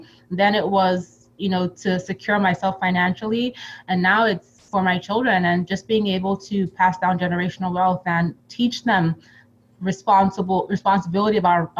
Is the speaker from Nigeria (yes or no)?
yes; Nigeria; also born or lived in Europe; Yeah, so I actually grew up, you know, between Nigeria and Europe.